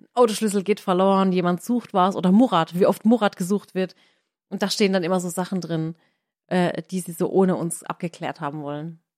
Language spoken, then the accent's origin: German; Waghäusel, Baden-Württemberg, Germany; meine Heimat ist hier Warkhäusel, aber das ist irgendwie trotzdem so, so die zweite Heimat